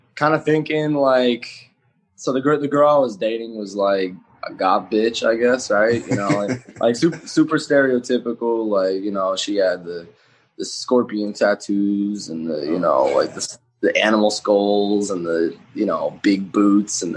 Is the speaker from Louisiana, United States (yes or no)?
no; Minneapolis, Minnesota, United States; I'm from Minneapolis, Minnesota